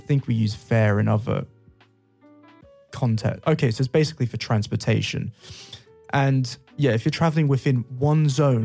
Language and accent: English; London, United Kingdom; moved away; I'm from London